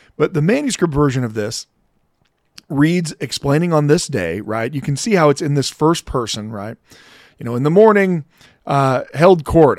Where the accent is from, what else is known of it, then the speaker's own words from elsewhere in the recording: United States; I'm also an American